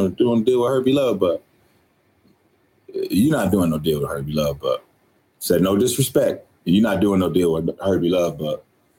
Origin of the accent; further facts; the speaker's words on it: Detroit, Michigan, United States; As a black kid growing up in Detroit, Michigan